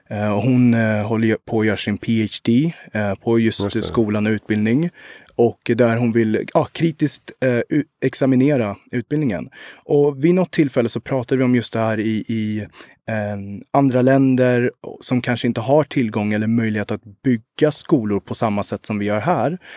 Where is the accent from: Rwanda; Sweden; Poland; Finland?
Rwanda; also born or lived in Uganda; Eh, jag kommer både från Rwanda och Uganda, eh, men har mycket intressen och är nere mycket i Rwanda och vill, vill göra mycket där också.